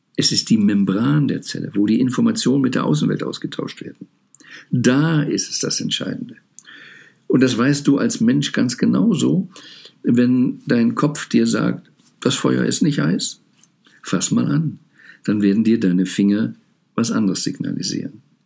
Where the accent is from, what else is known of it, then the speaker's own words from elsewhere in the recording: Rhineland, Germany; ich bin im Rheinland aufgewachsen